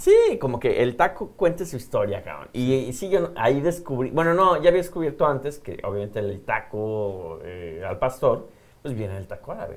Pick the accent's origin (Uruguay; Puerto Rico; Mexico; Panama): Mexico; como buen mexicano, yo creo que me vieron la cara mexicana